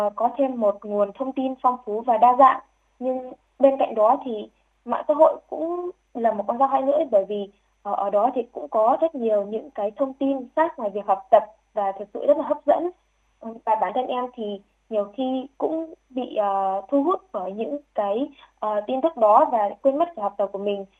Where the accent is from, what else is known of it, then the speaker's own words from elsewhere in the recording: Vinh Bao, Hai Phong, Haiphong, Vietnam; em được uh, sinh ra trên mảnh đất khiếu học mang tên của danh nhân văn hóa trợ trình Nguyễn Bình Khiêm